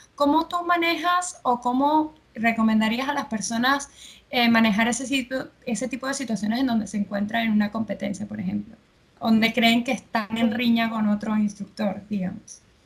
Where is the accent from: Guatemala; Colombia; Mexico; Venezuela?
Venezuela; now in Argentina; yo, que soy de Venezuela, vivo aquí en Argentina